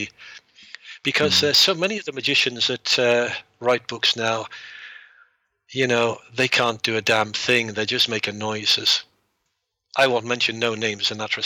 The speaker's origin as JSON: {"language": "English", "region": "North East England", "country": "United Kingdom", "accent": "Geordie", "moved": "as an adult", "said": "among a tribe who spoke a dialect of English known as Geordie. So I had a very, very thick accent."}